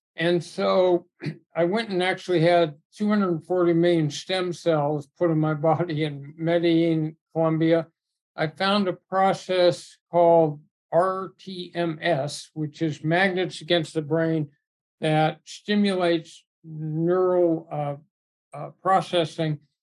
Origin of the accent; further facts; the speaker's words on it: Southern California, United States; I grew up in Southern California at a really rich time in that sport